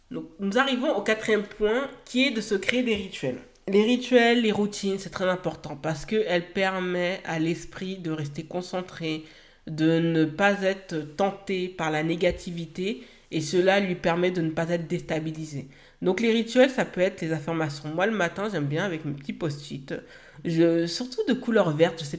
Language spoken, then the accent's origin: French; Haiti; que cela aura un impact aussi pour mon pays d'origine qui est Haïti, que je sais que je vais pouvoir œuvrer à, aider les personnes sur place